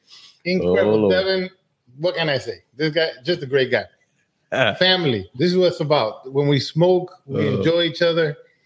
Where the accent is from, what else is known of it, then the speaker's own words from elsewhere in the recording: Santiago de los Caballeros, Santiago, Dominican Republic; also born or lived in Alabama, United States; now in Georgia, United States; I grew up in the south side of Dominican, actually in the north side. I was born in Santiago, in El Valle del Cibao, la cuna del tabaco puro, which means it's the where tobacco was created.